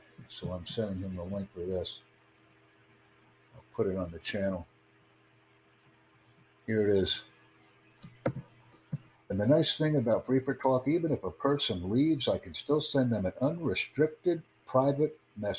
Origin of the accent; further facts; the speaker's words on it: United States; And of course, I'm from the United States and proud of the fact.